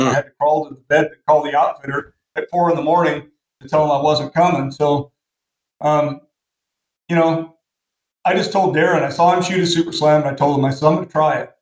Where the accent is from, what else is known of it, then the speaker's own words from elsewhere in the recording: Portland, Oregon, United States; moved away as an adult; now in Washington, United States; I grew up in Portland, Oregon